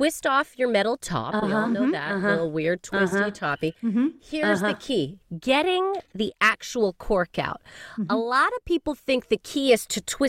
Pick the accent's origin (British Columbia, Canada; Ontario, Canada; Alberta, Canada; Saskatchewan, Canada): Alberta, Canada; Calgary; moved away as an adult; now in United Kingdom; as a Calgarian